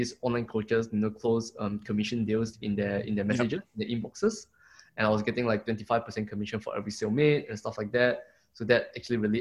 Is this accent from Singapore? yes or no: yes; Singapore; moved away as an adult; also born or lived in Melbourne, Australia / Brisbane, Australia; now in Gold Coast, Australia; I'm from Singapore, but now I'm living in Australia